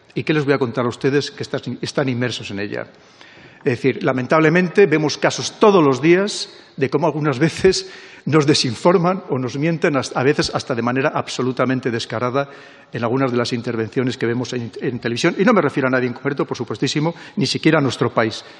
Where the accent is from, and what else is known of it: Spain